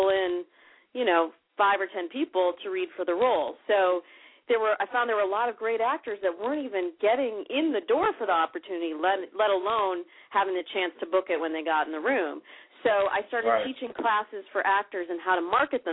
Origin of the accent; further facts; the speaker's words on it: Midwest, United States; now in California, United States; I come from the Midwest, and I moved out to California